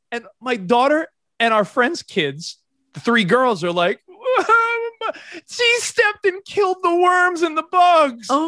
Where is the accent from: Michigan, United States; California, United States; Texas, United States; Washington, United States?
Texas, United States; I'm the Texan. Should I intervene with the other